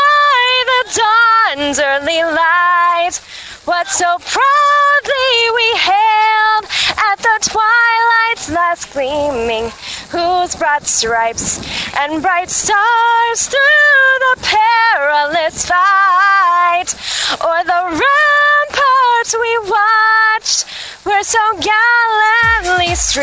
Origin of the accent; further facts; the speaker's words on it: Irving, Texas, United States; I'm from Irving, actually.